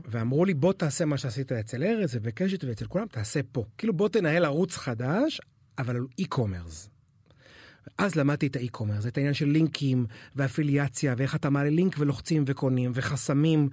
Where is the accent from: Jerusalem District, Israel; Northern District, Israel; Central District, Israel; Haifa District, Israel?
Haifa District, Israel; Haifa; now in Tel Aviv, Israel; אני חזיר בר חיפאי שני דורות